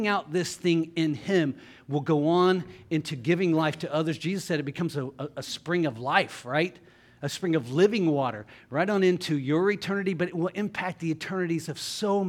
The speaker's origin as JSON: {"language": "English", "town": "Jackson", "region": "Ohio", "country": "United States", "tie": "born or raised there", "said": "I grew up in Jackson, Ohio, public schools"}